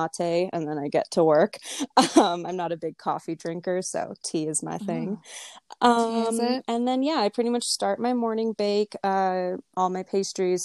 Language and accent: English; Simi Valley, California, United States; moved away; also born or lived in Los Angeles; I grew up in a small town, it's called Simi Valley